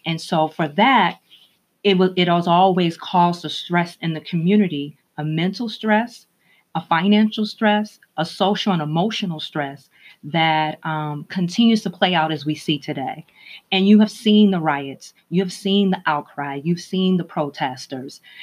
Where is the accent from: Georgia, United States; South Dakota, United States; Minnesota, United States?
Minnesota, United States; Minneapolis; moved away; I grew up in Minneapolis, Minnesota